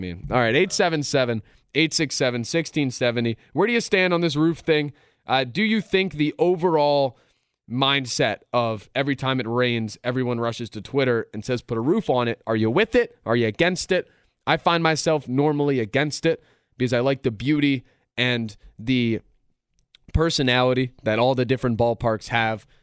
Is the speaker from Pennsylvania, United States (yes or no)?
yes; Philadelphia, Pennsylvania, United States; I've lived through good times and bad times growing up in Philadelphia